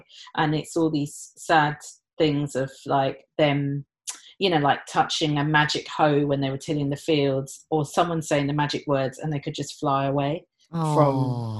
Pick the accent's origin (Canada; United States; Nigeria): Nigeria; where I was born in Nigeria, yeah. And our tribe and our beliefs.